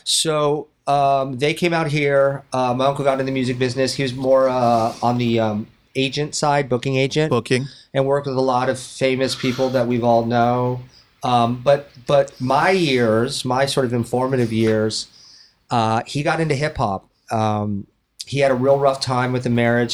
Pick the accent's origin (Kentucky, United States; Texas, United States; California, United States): California, United States; Westlake Village; also born or lived in Los Angeles; I grew up in Westlake Village